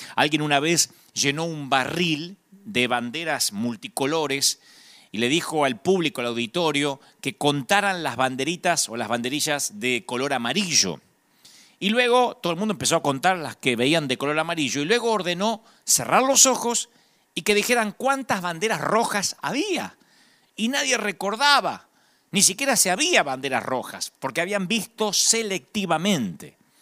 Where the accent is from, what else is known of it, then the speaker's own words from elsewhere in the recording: Argentina; los argentinos hablamos como cantando